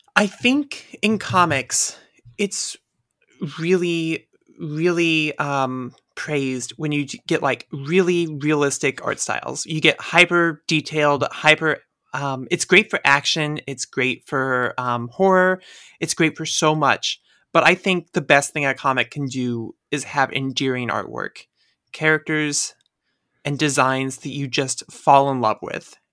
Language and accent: English; Midwest, United States; I'm from the Midwest.